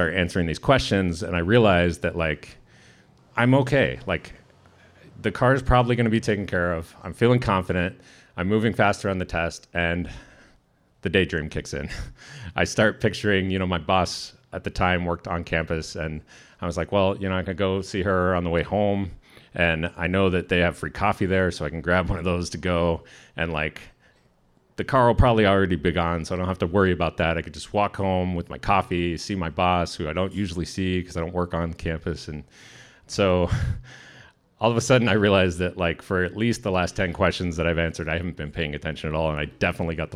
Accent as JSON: {"language": "English", "town": "San Diego", "region": "California", "country": "United States", "moved": "yes", "lives_now": "Sitka, United States", "said": "I'm from San Diego"}